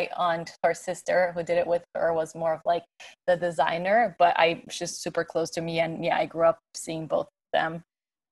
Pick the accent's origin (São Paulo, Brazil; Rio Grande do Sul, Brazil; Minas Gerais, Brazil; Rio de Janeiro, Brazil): São Paulo, Brazil; English is a second language; moved away as an adult; also born or lived in Farmington, New Mexico; now in New York, United States; I'm from Brazil, São Paulo. That's where I grew up.